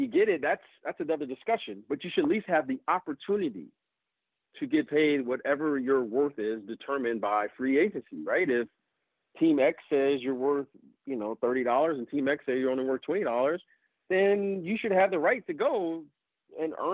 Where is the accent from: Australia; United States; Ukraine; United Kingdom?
United States; Detroit, Michigan; I grew up in Detroit